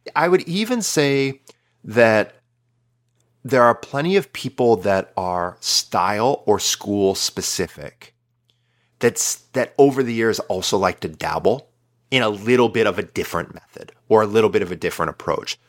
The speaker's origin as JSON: {"language": "English", "country": "United States"}